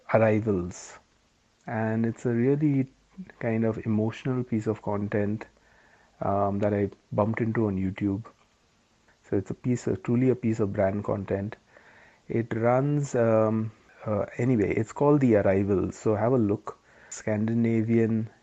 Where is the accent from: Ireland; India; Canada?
India; Mumbai, Maharashtra; moved away as an adult; now in United Kingdom; We grew up in Bombay.